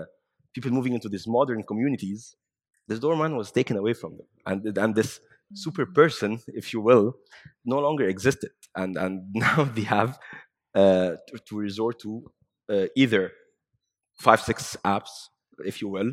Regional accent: Egypt; I hail from Egypt

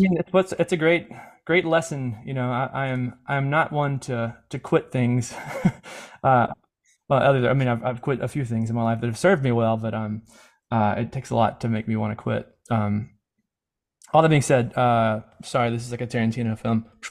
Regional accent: Mississippi, United States; I grew up in Mississippi

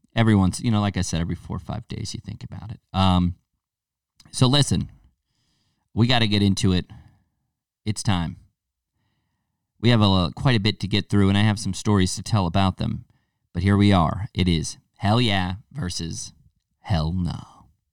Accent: United States; our American palates

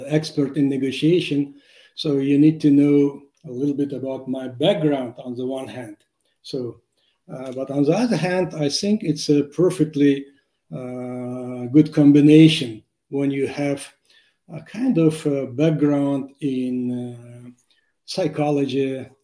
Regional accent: Tashkent, Uzbekistan; English is a second language; I was born in Tashkent, and I have a scholarly background

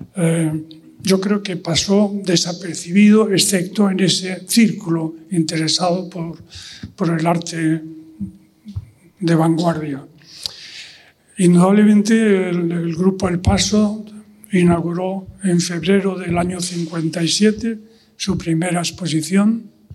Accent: Spain; Yo mismo también, como español, como ciudadano español

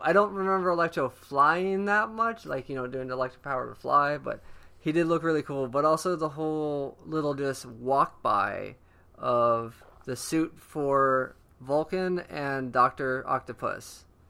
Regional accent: Orlando, Florida, United States; also born or lived in Tampa, Florida; now in Long Beach, United States; I'm from Orlando, Florida, and Tampa

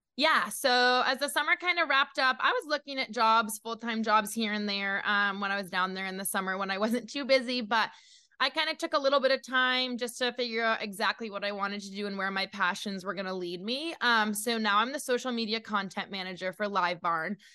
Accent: New Hampshire, United States; also born or lived in Connecticut; I've grown up in New England my whole life. I grew up in New Hampshire, born in Connecticut.

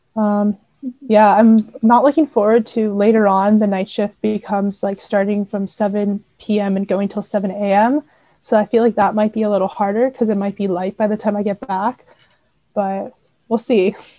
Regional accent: Seattle, Washington, United States; moved away as an adult; now in Waterloo, Canada; I'm from Seattle, Washington

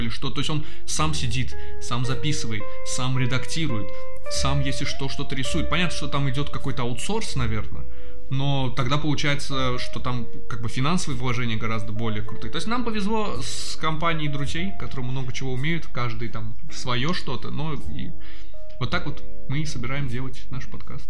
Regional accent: Baku, Azerbaijan; мы э, из Азербайджана, из Баку конкретно

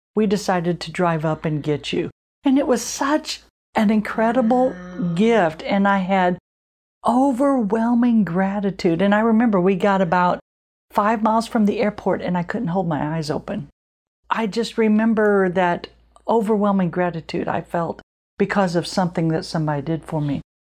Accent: Illinois, United States; moved away; I'm from Illinois

